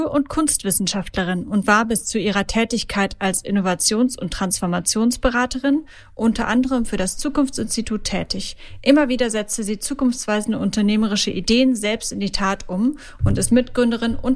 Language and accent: German; Berlin, Germany; Ich verfolge eure Aktivitäten ja schon ähm, als Berlinerin etwas länger, ähm, seit die Krabben durch Berlin gezogen sind